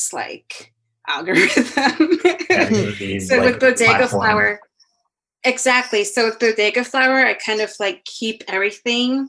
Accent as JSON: {"language": "English", "town": "New York City", "region": "New York", "country": "United States", "tie": "born or raised there", "also_born_or_lived": "El Salvador", "said": "I was born in Manhattan, but I did sabbaticals in El Salvador"}